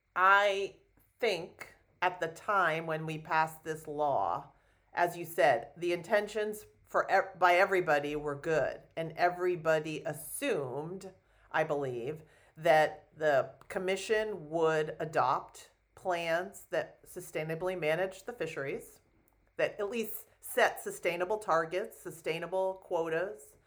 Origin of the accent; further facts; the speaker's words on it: New York, United States; I grew up in New York